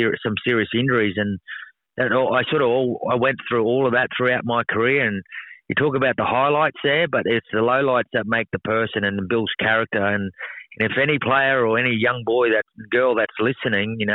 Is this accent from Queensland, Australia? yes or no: yes; Mount Isa, Queensland, Australia; moved away; It's my hometown. I still call it my hometown. It was a great place to grow up.